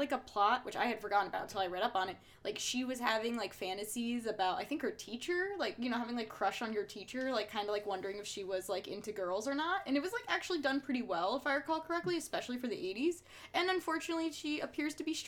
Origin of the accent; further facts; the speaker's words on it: New Jersey, United States; accent: Jersey; I don't have, like, a thick Jersey accent, but, like, I feel like if you hear me, you know I'm from Jersey